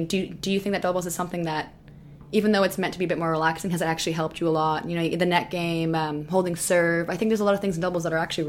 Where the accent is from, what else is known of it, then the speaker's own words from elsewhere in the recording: Canada; also born or lived in Florida, United States; she was also born in Serbia like me and then grew up in a different country. She grew up in Germany and I grew up in Canada and Florida.